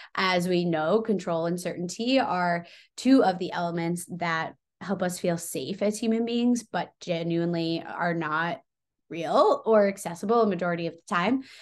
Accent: Long Island, New York, United States; I grew up on Long Island

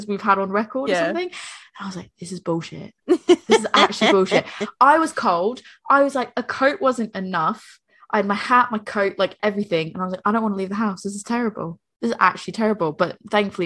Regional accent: Northeastern United States, United States; moved away; I speak as an American, I speak as like a Northeastern American

